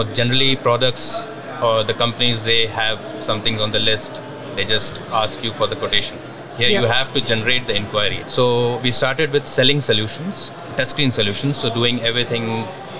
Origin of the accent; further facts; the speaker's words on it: Dubai, United Arab Emirates; also born or lived in India; I'm born and brought up in Dubai